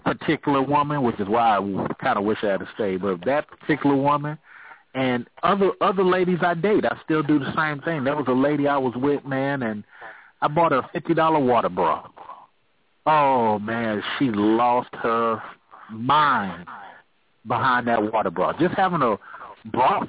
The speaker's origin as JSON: {"language": "English", "town": "Oakland", "region": "California", "country": "United States", "said": "I'm from Oakland, California"}